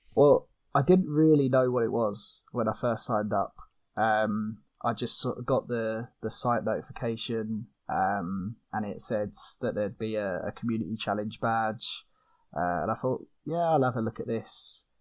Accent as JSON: {"language": "English", "country": "United Kingdom", "said": "from the UK, as you probably can hear from my accent"}